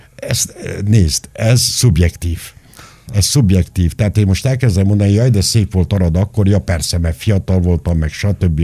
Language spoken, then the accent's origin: Hungarian; Nagyzerind, Arad County, Romania; moved away; also born or lived in Chișineu-Criș; Nagy Zerinden, ahol én születtem, pontosabban szóval Kisenőbe születtem, a kórházba, de Nagy éltem 12 éven át